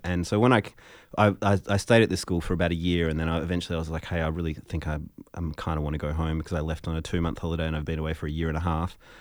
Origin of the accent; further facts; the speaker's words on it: Fremantle, Western Australia, Australia; growing up in Fremantle as a musician